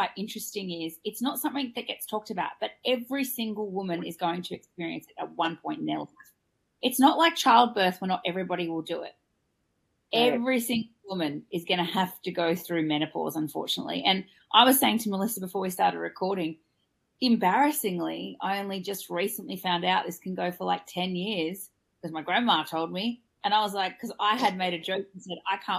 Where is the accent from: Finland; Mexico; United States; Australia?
Australia; I'm your Australian host